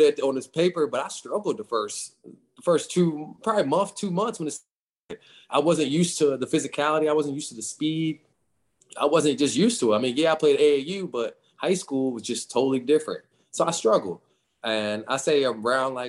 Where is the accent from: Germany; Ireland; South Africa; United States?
United States; Winchester, Virginia; also born or lived in Inglewood, California; I'm from Winchester, Virginia.